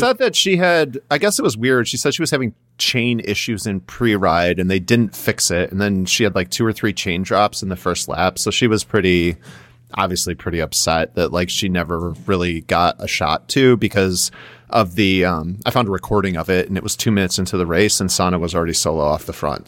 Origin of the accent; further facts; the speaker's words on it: United States; us as American fans